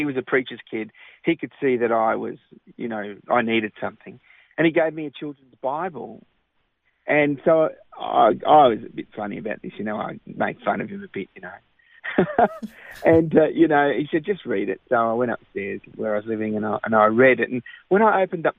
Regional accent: Australia; also born or lived in London / Cyprus; I grew up in Australia

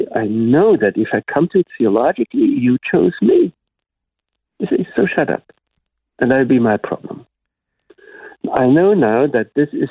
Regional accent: Black Forest, Baden-Württemberg, Germany; first language German; English is a second language; moved away as an adult; also born or lived in Mainz, Germany; now in Jerusalem, Israel; my parents took me away from there very soon, and I grew up in the Black Forest area.

